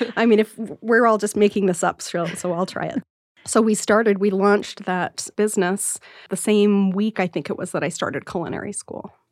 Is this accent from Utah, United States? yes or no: yes; Salt Lake City, Utah, United States; growing up in Salt Lake City